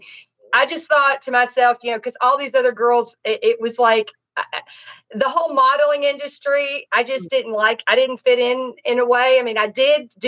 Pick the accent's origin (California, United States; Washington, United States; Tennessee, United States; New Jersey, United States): Tennessee, United States; Nashville; also born or lived in Miami, Florida; now in Los Angeles, United States; I'm from Tennessee, Nashville